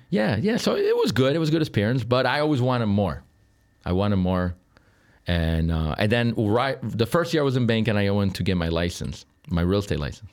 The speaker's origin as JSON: {"language": "English", "region": "Sicily", "country": "Italy", "tie": "born or raised there", "moved": "as an adult", "lives_now": "Chicago, United States", "said": "Was born here, Uh, and then I left when I was a kid"}